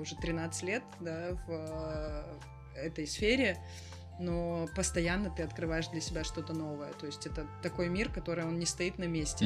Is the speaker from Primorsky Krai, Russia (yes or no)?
yes; Vladivostok, Primorsky Krai, Russia; now in Batumi, Georgia; я из Владивостока. И у нас кофейня в Батуми